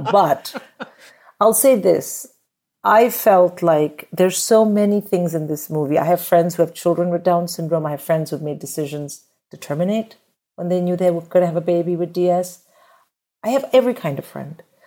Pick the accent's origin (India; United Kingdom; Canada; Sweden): India; moved away as an adult; I grew up in India where getting married and having a kid is just, it's just the done thing